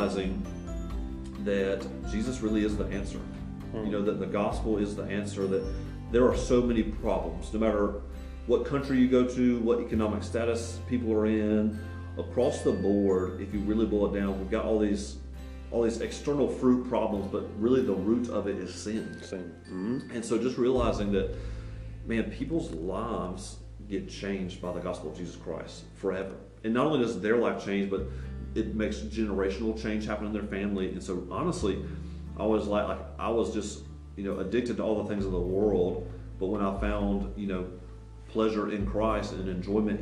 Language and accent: English; the South, United States; growing up in the South